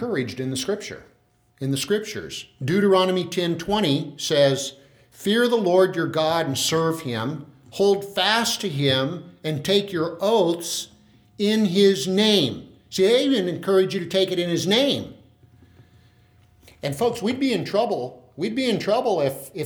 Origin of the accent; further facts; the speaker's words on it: Tulare, California, United States; I'm a guy from Tulare